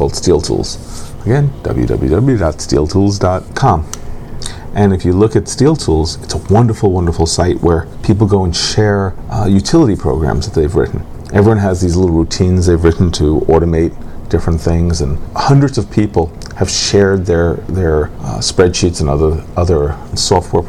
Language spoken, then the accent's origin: English; New York City, New York, United States; I was born in New York City